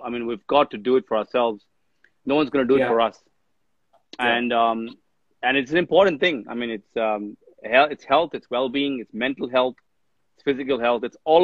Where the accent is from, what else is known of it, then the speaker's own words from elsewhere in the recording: India; now in Australia; when I was growing up in India